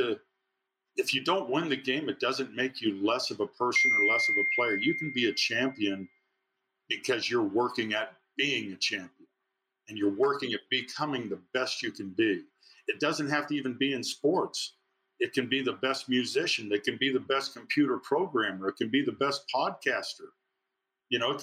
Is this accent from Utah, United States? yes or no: yes; Provo, Utah, United States; Coaching in my hometown at my alma mater